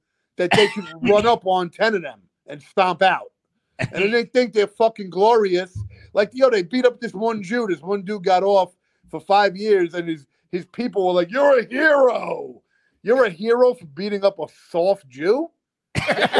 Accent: United States; I'm Jewish from America

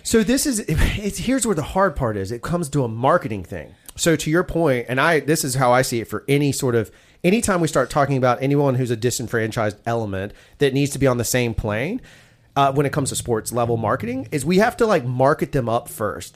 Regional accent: the South, United States; we're southern, I'm a southern boy

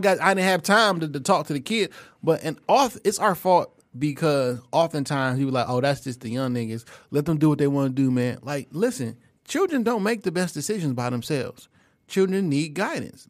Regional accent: St. Louis, Missouri, United States; I'm from Saint Louis

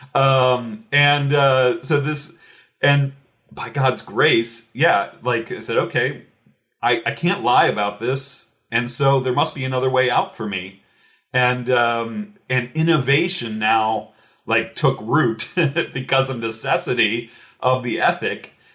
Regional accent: Cincinnati, Ohio, United States; now in Louisville, United States; originally I'm from Cincinnati, Ohio, actually, not too far away from Louisville, Kentucky, where I'm at now

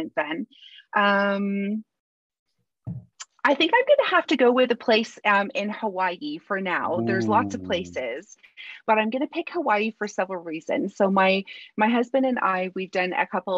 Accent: Canada; moved away as an adult; now in England, United Kingdom; I'm from Canada.

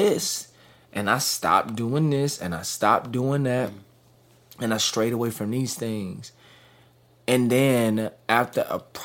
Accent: Dallas, Texas, United States; Born and raised in Dallas, Texas.

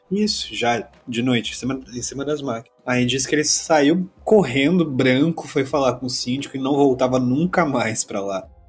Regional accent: São José dos Campos, São Paulo, Brazil; moved away as an adult; now in São Paulo, Brazil; eu sou de São Paulo, mas eu me mudei muito novo, com 7 anos de idade para São José dos Campos. Aí vivi até uns 25

